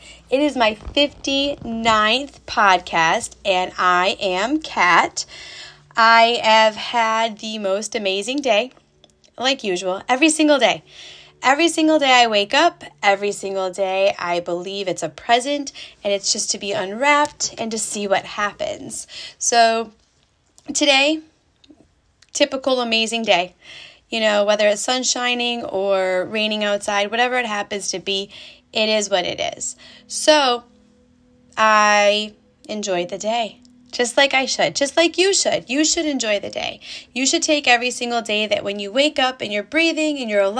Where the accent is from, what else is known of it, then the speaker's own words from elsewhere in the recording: New York, United States; moved away as an adult; So I live in Indiana, in case you didn't know. We moved here 6 years ago from New York, where we lived for 90% of our lives.